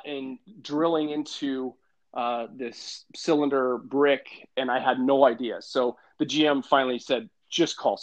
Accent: Vacaville, California, United States; moved away as an adult; also born or lived in Moscow, Idaho / San Francisco / Sacramento; now in Boise, United States; I grew up in Vacaville, California, in Northern California

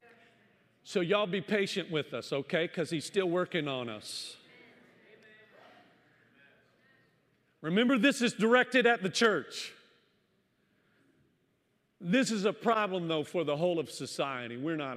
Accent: the South, United States; moved away; I was born and raised in the South

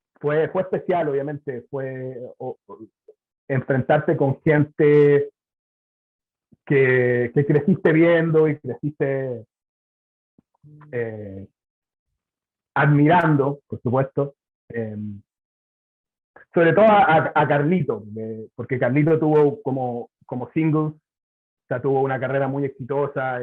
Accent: Chile; moved away as an adult; now in Puerto Rico; soy de Chile también.

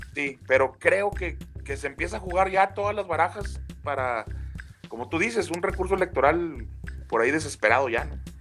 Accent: Mexico; somos muy los mexicanos así

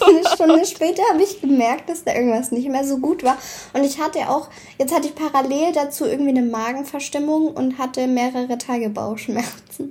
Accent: Swabia, Germany; Außerdem bin ich doch Schwabe

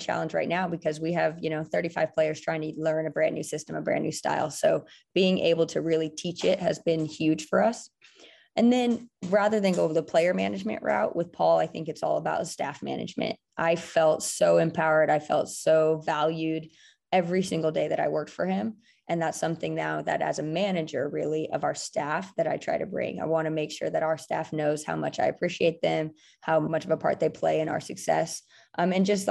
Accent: Bay Area, California, United States; also born or lived in New Jersey; I was actually born in New Jersey, but we moved to the Bay Area when I was 5 years old. So I was not born, but definitely raised in the Bay

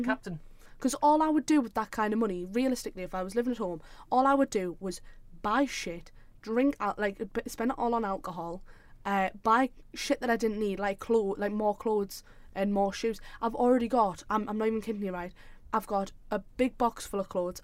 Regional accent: South Shields, North East England, United Kingdom; I'm from Shields, like South Shields

